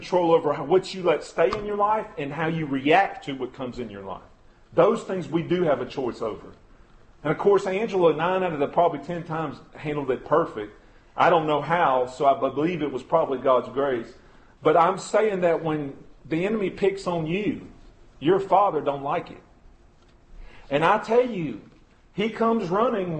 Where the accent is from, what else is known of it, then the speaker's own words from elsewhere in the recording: United States; especially as American Christians